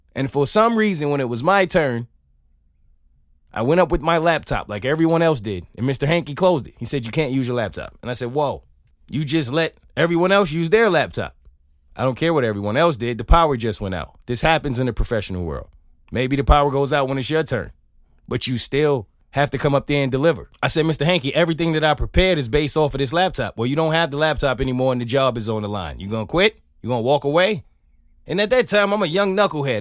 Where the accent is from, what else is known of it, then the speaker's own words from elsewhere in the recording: New York City, New York, United States; I grew up in New York City.